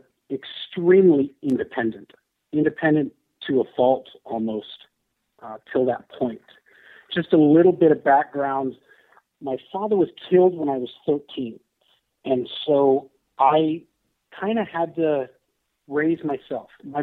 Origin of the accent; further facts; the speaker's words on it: San Francisco Bay Area, California, United States; I'm from the San Francisco Bay Area. Still live there.